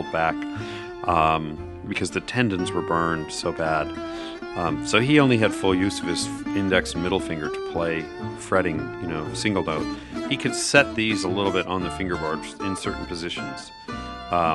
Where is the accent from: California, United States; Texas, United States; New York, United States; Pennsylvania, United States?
California, United States; Southern; moved away as an adult; also born or lived in Wisconsin / Los Angeles; now in Nashville, United States; I grew up in Southern California, born in Wisconsin, but raised in Southern California for most of my life. In the last 4 or 5 years, I've been living in Nashville.